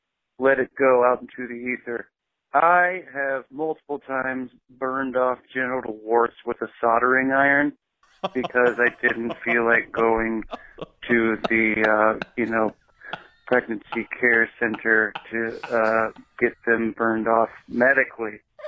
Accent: Indiana, United States; Hey there, guys. I'm from Indiana

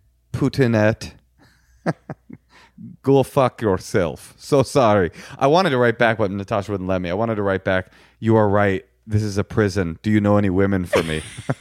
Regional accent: Los Angeles, California, United States; No, I grew up in Grenada Hills. I'm from here. I went to Hollywood High School. This is my hometown. Un Angelino.

